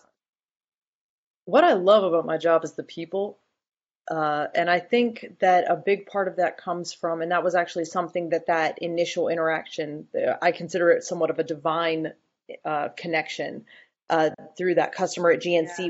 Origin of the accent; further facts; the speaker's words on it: Boone, North Carolina, United States; also born or lived in Research Triangle, North Carolina; I'm from Boone, North Carolina